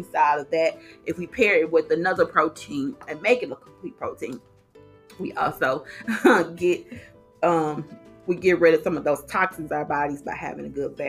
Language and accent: English; Arkansas, United States; moved away; I'm from Arkansas, so that's hog country. And so we are meat eaters over there